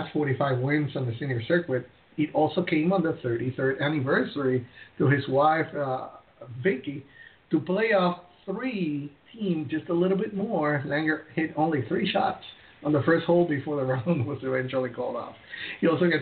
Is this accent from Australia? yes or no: no; Puerto Rico; I'm from Puerto Rico